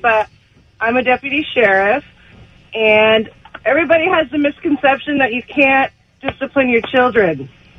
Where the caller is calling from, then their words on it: Fullerton, California, United States; I'm calling from Fullerton.